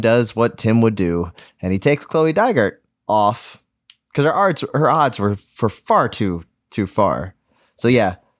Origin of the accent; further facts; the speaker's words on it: United States; I'm an American